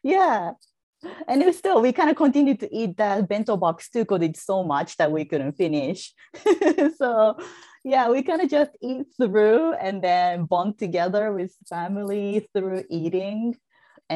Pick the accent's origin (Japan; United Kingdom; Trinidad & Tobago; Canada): Japan; moved away as an adult; now in United States; I am originally from Japan